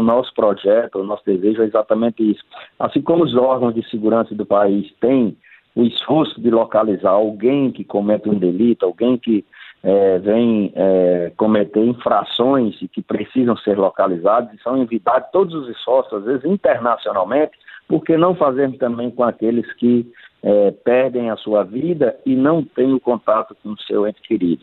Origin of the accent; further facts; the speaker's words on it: Northeast Region, Brazil; nós que somos aqui do Nordeste